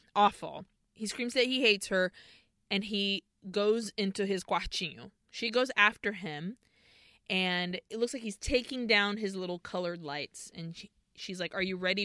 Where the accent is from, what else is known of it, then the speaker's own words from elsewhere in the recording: Brazil; growing up in Brazil